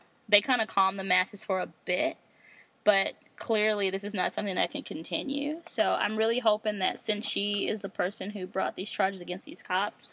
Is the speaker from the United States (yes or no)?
yes; United States; I'm American.